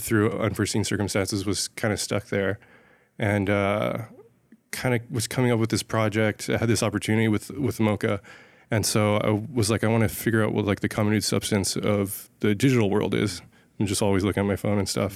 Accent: San Ysidro, California, United States; now in Los Angeles, United States; I grew up in San Ysidro, which is, like, right on the border of Mexico and California

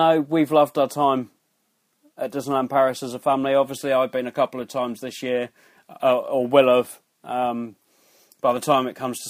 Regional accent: United Kingdom; we're British

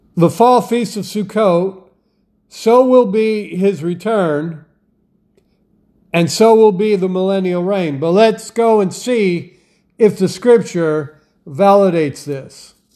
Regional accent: Wisconsin, United States; I grew up in Wisconsin

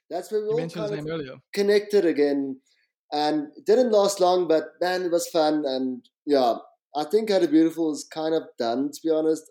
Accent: Pretoria, Gauteng, South Africa; also born or lived in France / Cape Town; I grew up in Pretoria, and at 22, I was 22, and I like made this mission to Cape Town

